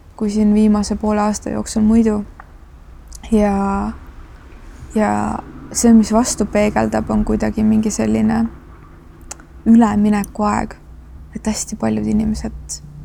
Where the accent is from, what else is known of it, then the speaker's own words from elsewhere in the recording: Estonia; ma olen provintsist pärit